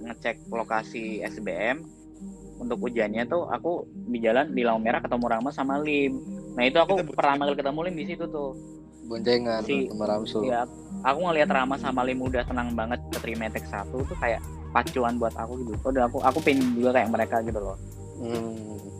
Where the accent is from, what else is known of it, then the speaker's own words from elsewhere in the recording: Yogyakarta, Special Region of Yogyakarta, Indonesia; apa sebagai orang Jogja masuk UGM tuh kayak sebuah achievement